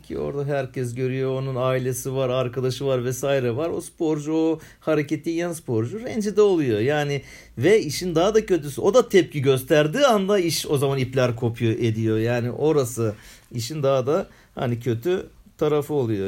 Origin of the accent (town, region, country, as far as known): Istanbul, Turkey